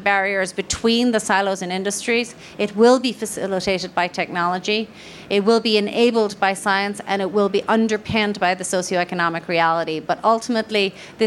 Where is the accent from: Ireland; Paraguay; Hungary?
Ireland; I am Irish